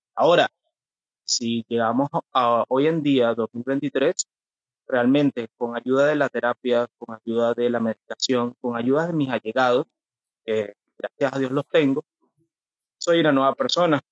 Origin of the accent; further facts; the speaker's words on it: Venezuela; moved away as an adult; now in Curitiba, Brazil; Soy de Venezuela. Actualmente nací en mi país